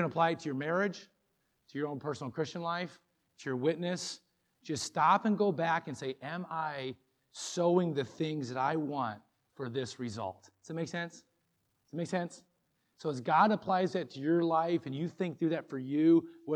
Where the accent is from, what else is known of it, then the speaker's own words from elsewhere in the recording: Moline, Illinois, United States; I grew up in Moline, Illinois